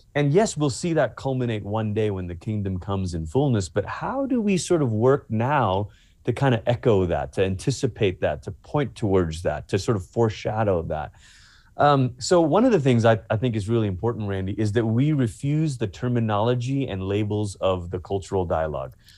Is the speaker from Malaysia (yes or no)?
yes; Malaysia; moved away; I'm originally from Malaysia